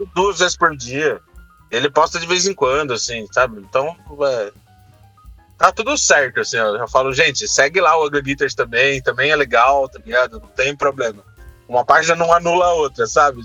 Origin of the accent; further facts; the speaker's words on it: Brazil; A gente, como brasileiro